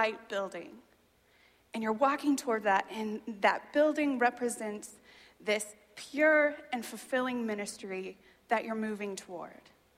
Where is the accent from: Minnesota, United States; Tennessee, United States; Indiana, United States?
Indiana, United States; Boone County; also born or lived in Virginia / California; I grew up in this county. I grew up in Boone County.